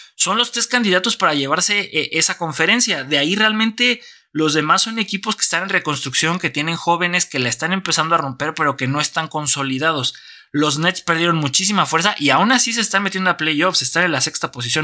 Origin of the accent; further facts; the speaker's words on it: Mexico; como país